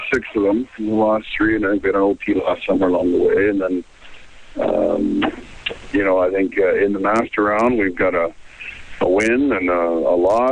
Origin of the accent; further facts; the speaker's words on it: Penticton and Kelowna area, British Columbia, Canada; also born or lived in Cranbrook, British Columbia; now in Italy; my days in Cranbrook, growing, you know, half of my life growing up in Penticton and Kelowna area